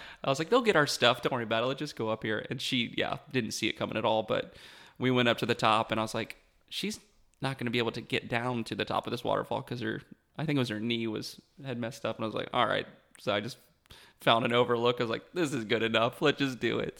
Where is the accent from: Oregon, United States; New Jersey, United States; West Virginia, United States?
West Virginia, United States; Beckley; grew up in West Virginia